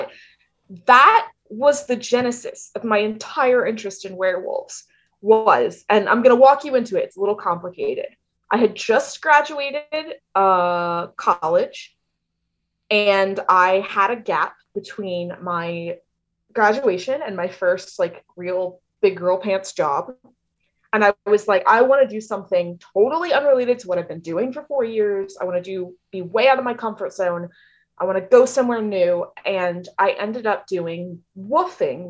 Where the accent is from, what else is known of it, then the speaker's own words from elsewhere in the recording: the South, United States; I grew up in the South